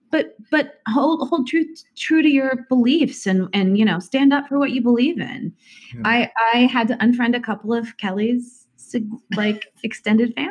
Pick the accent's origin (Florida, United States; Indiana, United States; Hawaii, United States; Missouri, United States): Indiana, United States; now in Nyack, New York, United States; she and I grew up in Indiana.